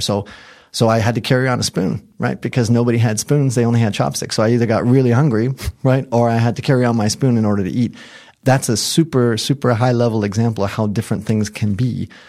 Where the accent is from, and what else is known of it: United States; moved away as an adult; also born or lived in Japan